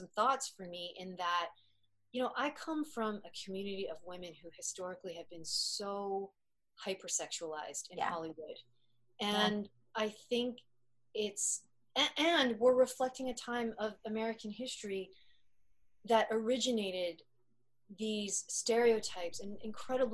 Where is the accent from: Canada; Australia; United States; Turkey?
Canada; an Asian Canadian actress